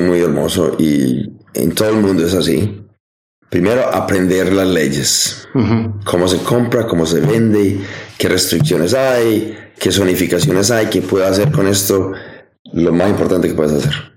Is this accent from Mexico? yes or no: no; Colombia; moved away as an adult; now in United States; yo me fui de Colombia